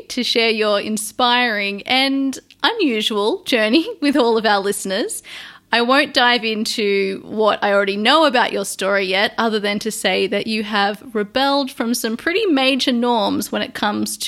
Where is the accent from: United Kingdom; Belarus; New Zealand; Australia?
Australia; Sydney, New South Wales; my hometown in Sydney, Australia